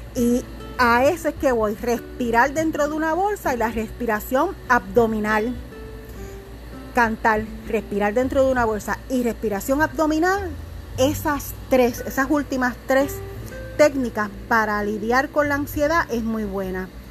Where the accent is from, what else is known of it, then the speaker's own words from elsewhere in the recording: Puerto Rico; lo tenemos que aprender cada puertorriqueño